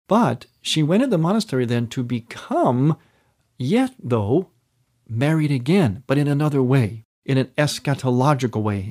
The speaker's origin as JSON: {"language": "English", "town": "Cleveland", "region": "Ohio", "country": "United States", "tie": "born or raised there", "moved": "yes", "lives_now": "Chicago, United States", "said": "my bishop is in the Cleveland area, which is also my hometown"}